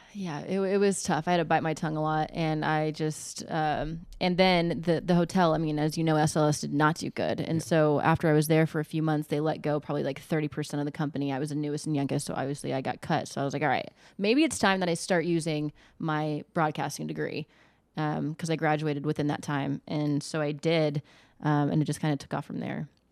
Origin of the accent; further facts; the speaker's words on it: Las Vegas, Nevada, United States; moved away as an adult; also born or lived in Chico, California; now in Eugene, United States; being born and raised in Vegas